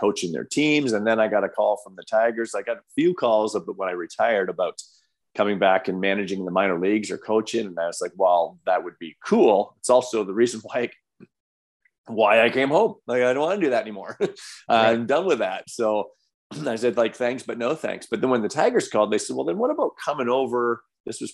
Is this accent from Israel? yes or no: no; Windsor, Ontario, Canada